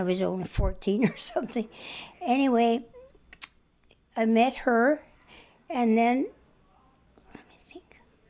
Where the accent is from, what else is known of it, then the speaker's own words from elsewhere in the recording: Climax, Saskatchewan, Canada; also born or lived in Fort Qu'Appelle, Saskatchewan; my hometown of Climax